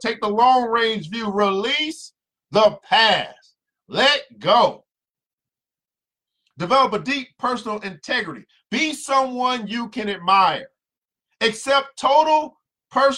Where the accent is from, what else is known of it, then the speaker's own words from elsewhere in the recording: the South, United States; I'm from the South